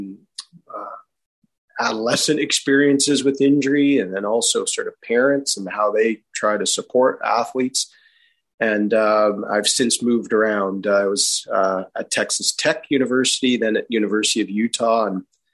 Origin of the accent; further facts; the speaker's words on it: Calgary, Alberta, Canada; moved away; also born or lived in Vancouver, Canada; my youth growing up in Calgary, Alberta